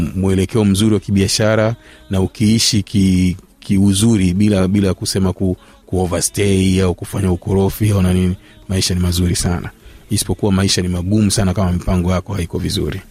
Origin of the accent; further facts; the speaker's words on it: Tanga, Tanga Region, Tanzania; moved away as an adult; also born or lived in Kenya / Japan; Tanga, mimi nimesomea Tanga, nimezaliwa Tanga nikosomea Tanga